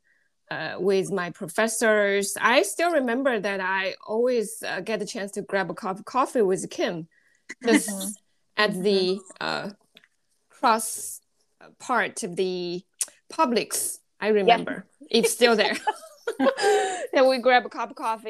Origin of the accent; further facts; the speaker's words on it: China; moved away as an adult; also born or lived in Alabama, United States; now in Athens, Georgia, United States; I was born and I grew up in China.